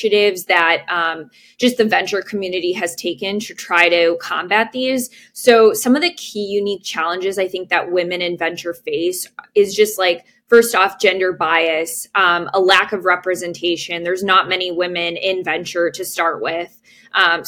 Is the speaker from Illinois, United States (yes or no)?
yes; Chicago, Illinois, United States; I was born and raised in the Chicagoland area